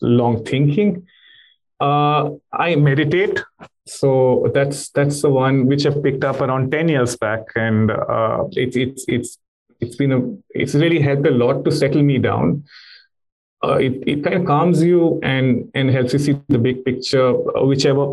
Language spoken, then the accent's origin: English; India; me being an Indian